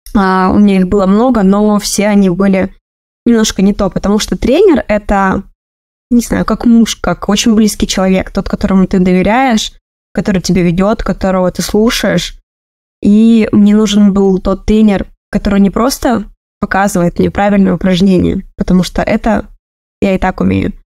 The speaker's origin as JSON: {"language": "Russian", "region": "Republic of Karelia", "country": "Russia", "said": "Я из Карелии"}